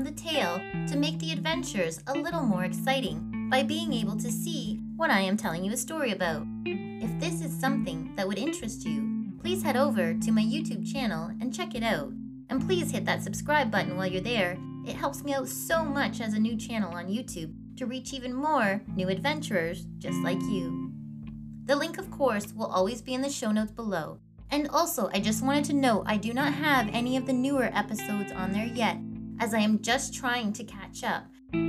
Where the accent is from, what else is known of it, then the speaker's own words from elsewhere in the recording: Canada; Canadian podcast looking to explore the myths, legends, and just good old stories Canada has to tell.